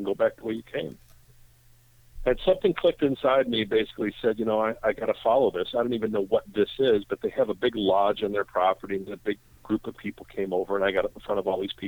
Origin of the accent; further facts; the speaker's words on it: Chicago, Illinois, United States; I grew up in Chicago